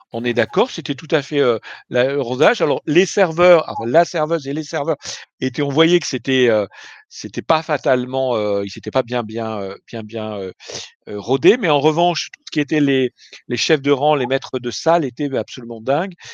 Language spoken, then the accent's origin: French; France; en tant que Français